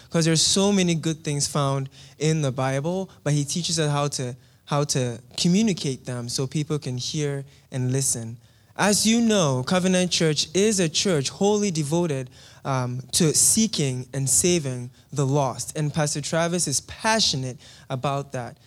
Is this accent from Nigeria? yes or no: no; Ghana; moved away; I am from Ghana in West Africa.